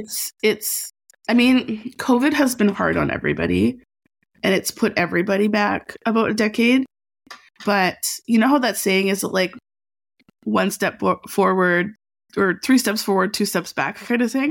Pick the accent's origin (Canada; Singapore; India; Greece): Canada; Edmonton, Alberta; now in Vancouver, Canada; I'm from Alberta